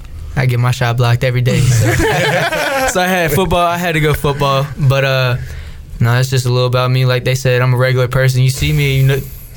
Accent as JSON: {"language": "English", "town": "Raleigh", "region": "North Carolina", "country": "United States", "tie": "born or raised there", "said": "I'm from Raleigh, so I'm kind of close to here, like hour 15. Grew up with a lot of family close together"}